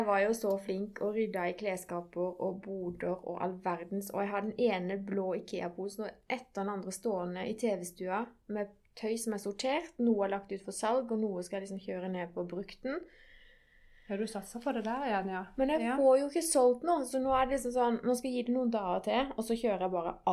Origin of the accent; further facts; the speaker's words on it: Greipstad, Agder, Norway; er jo, jeg er jo fra